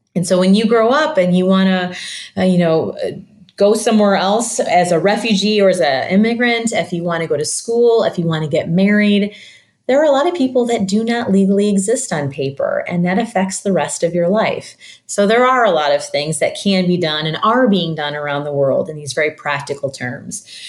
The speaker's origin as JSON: {"language": "English", "region": "Michigan", "country": "United States", "tie": "born or raised there", "moved": "yes", "lives_now": "St. Louis, United States", "said": "I grew up in Michigan and I live in St. Louis now."}